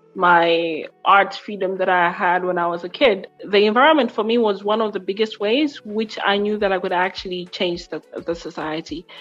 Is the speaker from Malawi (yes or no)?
yes; Lilongwe, Central Region, Malawi; I am from Lilongwe, Malawi